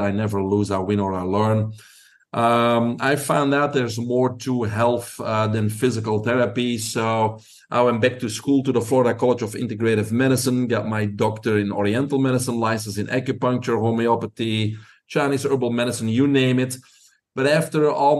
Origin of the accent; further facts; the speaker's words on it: Belgium; moved away; Your listeners probably can pick up an accent. I'm originally from Belgium